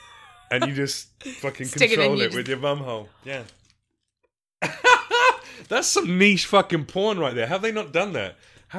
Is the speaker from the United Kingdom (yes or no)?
yes; United Kingdom; you know, I'm British and obviously, clearly, a fucking ghetto gangster.